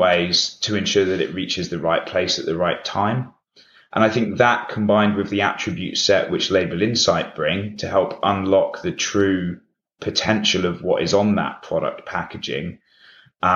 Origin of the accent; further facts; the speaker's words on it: United Kingdom; we're headquartered in the UK, hence my accent